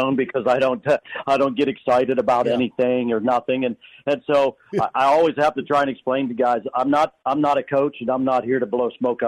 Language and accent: English; Pennsylvania, United States; I'm from the slow end of Pennsylvania